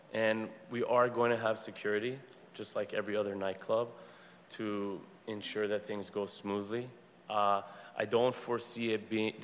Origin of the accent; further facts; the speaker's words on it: Los Angeles, California, United States; For 30 years, my father ran the Olympic Collection Banquet and Conference Center on the corner of Olympic and Sawtelle, and I grew up in that kitchen